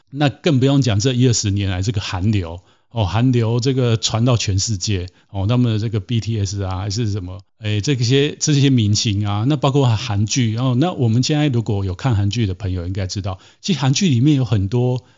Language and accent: Chinese; Taiwan; 像我自己在台湾出生，在台湾长大